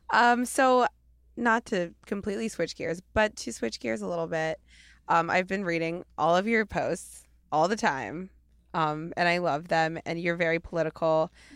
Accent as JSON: {"language": "English", "town": "Portland", "country": "United States", "moved": "yes", "lives_now": "Los Angeles, United States", "said": "I'm from Portland"}